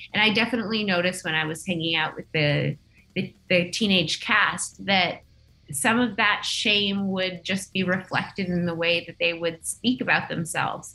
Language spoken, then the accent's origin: English; Nunavut, Canada; I grew up in Nunavut